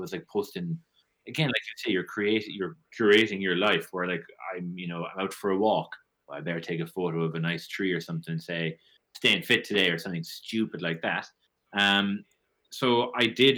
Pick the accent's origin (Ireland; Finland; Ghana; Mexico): Ireland; Limerick, Munster; moved away as an adult; also born or lived in Toronto, Canada; now in Ottawa, Canada; I'm from Limerick.